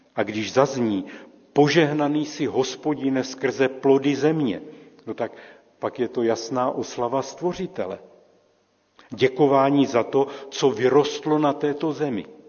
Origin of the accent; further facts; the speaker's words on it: Czechia; A my Češi